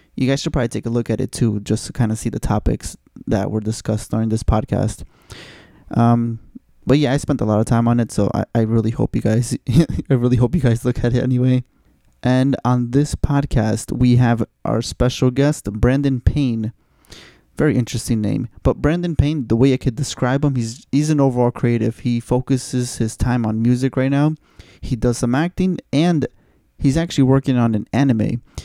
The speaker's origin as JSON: {"language": "English", "country": "Mexico", "moved": "yes", "said": "I'm from Mexico"}